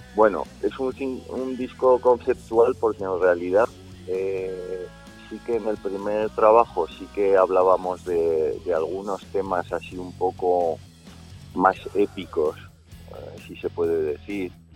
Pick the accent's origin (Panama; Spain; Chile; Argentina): Spain; Zaragoza, Aragon; somos un grupo de Zaragoza